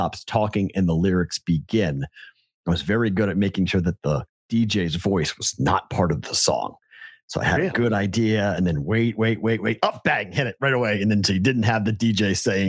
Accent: Boston, Massachusetts, United States; I'm biased and from Boston

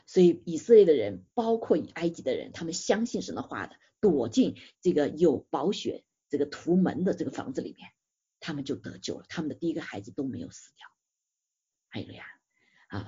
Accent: China; 我们中国人

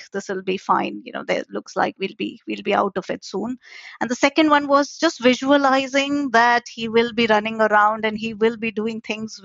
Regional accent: India; moved away as an adult; now in London, United Kingdom; I was born and brought up in India

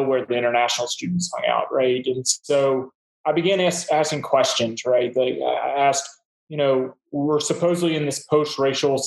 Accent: Mississippi, United States; also born or lived in New Orleans; I grew up in Mississippi

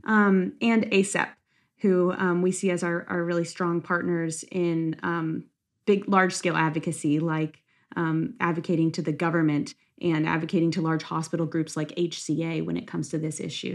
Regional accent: Lexington, Kentucky, United States; I'm from Lexington, Kentucky, where I currently am in residency.

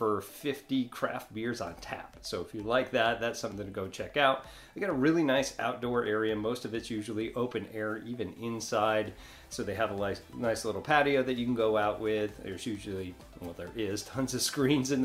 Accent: New York, United States; now in Destin, United States; I'm from New York

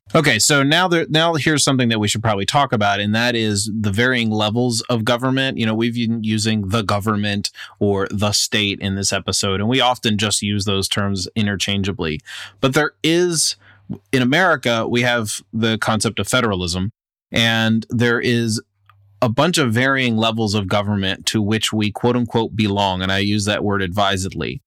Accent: United States; I'm speaking as an American citizen

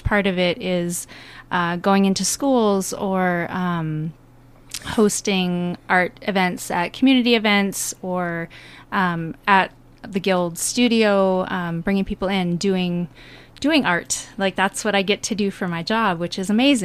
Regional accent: Farmington, Minnesota, United States; moved away as an adult; also born or lived in California; I grew up in Farmington, and I left and when I was 18

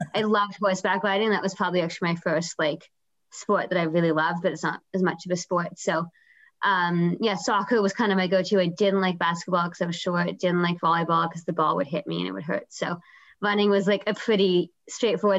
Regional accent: Vancouver, British Columbia, Canada; also born or lived in Guelph, Ontario; I'm from Vancouver. So I grew up here

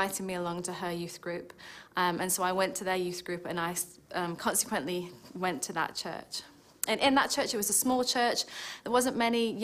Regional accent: Stoke-on-Trent, West Midlands, United Kingdom; moved away; when I was growing up, we used to attend a lovely Church of England church in the town of Stoke, which, if you wondered about my accent, that's where I'm originally from.

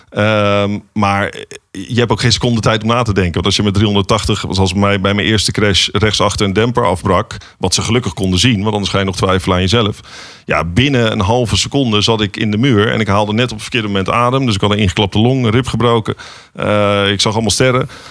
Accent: Netherlands

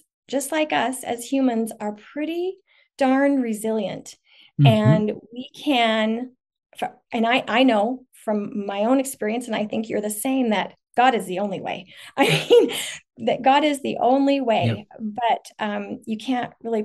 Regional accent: a northern suburb of Salt Lake City, Utah, United States; also born or lived in Portland; I live in a northern suburb of Salt Lake City, Utah. Basically raised here, not born here

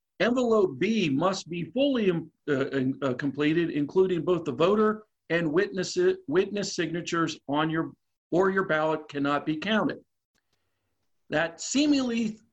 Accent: Pennsylvania, United States; now in Virginia, United States; My home state of Pennsylvania

